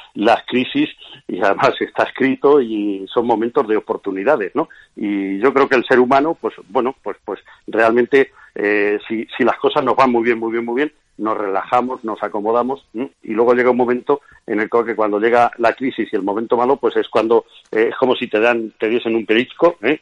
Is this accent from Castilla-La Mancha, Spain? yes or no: yes; Castilla-La Mancha, Spain; soy castellano manchego